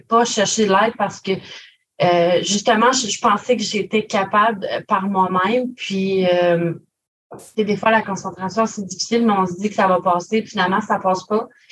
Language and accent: French; Grande-Rivière, Quebec, Canada; je suis originaire de Grande-Rivière